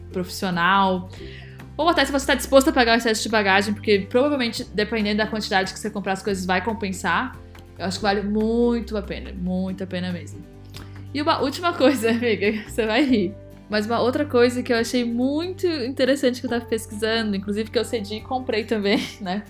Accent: Brazil; moved away; a gente é brasileiro

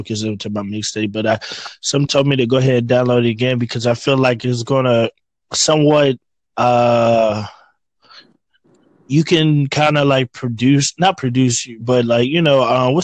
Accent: North Carolina, United States; now in Richmond, Virginia, United States; I'm from Richmond, Virginia. Well, that's where I'm located now. I'm originally from North Carolina

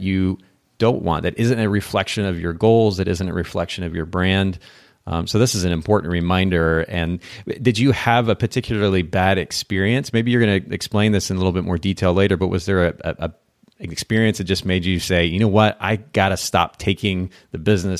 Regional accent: Japan; I grew up in Japan and I actually had the opportunity to go to an eel farm when I was there as a kid.

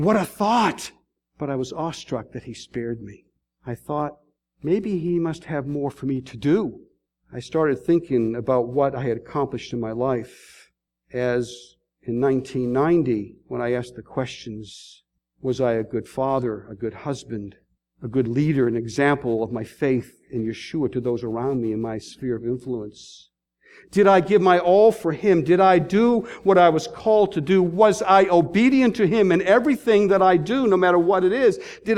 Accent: Boston, Massachusetts, United States; now in Columbus, United States; I'm from Boston

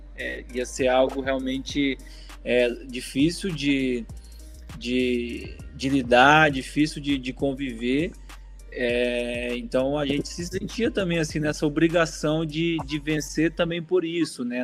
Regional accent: Brazil; nós somos brasileiros acima de qualquer coisa

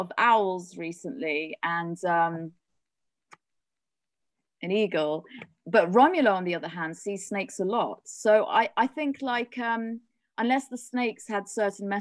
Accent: Oxford, South East England, United Kingdom; moved away as an adult; also born or lived in South Africa / London; now in Peru; originally I'm from Oxford, but I've spent most of my adult life in London

